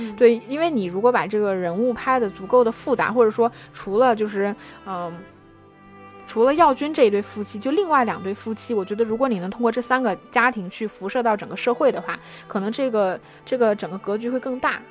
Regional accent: China; 我们中国人可能会觉得非常地细腻

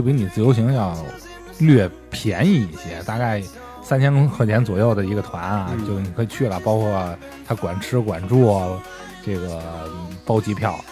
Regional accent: China; 我们中国人

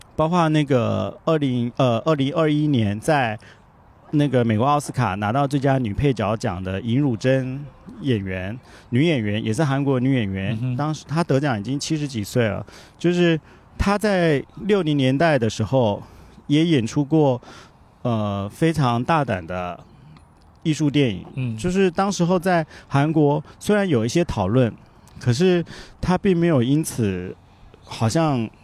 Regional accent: Taiwan; first language Japanese; moved away as an adult; also born or lived in Shanghai, China / South Korea / Japan / Tianjin, China; 回到台湾的时候，它毕竟是我的故乡

